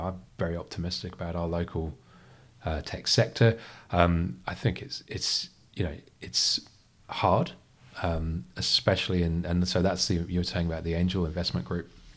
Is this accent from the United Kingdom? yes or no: yes; United Kingdom; also born or lived in Freetown, Sierra Leone; I grew up in the, the U K. You can tell from the accent